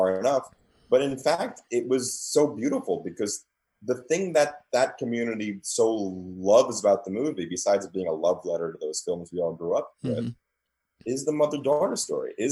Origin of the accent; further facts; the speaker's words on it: New York City, New York, United States; I grew up in New York. I grew up in Queens